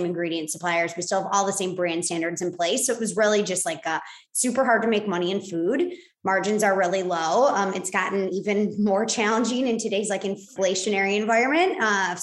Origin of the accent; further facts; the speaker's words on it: Chicago, Illinois, United States; moved away as an adult; also born or lived in Boulder, Colorado / Los Angeles; I grew up in Chicago.